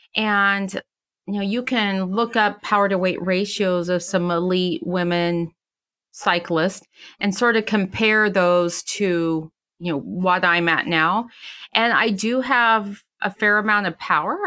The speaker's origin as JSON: {"language": "English", "town": "Silver City", "region": "New Mexico", "country": "United States", "tie": "born or raised there", "said": "my hometown of Silver City, New Mexico"}